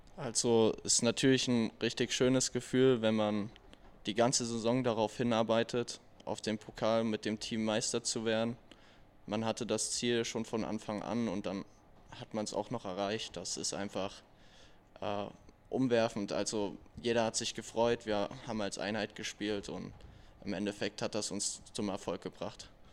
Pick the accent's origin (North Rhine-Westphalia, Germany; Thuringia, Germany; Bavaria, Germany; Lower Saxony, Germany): Thuringia, Germany; Erfurt; moved away; in meiner Heimat Erfurt